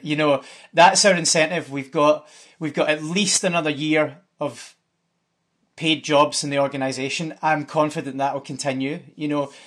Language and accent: English; Scotland, United Kingdom; I'm Scottish, so that means something different. I'm Scottish.